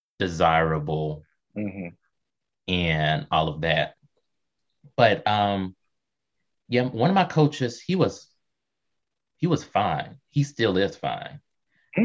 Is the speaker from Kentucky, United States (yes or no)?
yes; Kentucky, United States; I was growing up in Kentucky